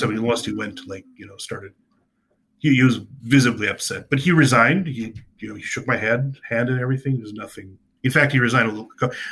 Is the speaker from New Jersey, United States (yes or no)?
yes; New Jersey, United States; New Jersey Open. I was a state. It was my home state.